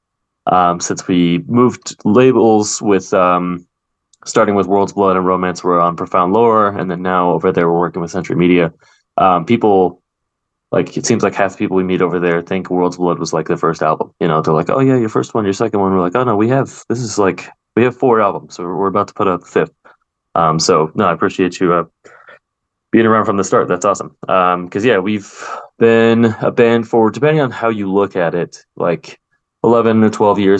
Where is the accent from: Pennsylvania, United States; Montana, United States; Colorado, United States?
Colorado, United States; American West; the region where we're from, being the American West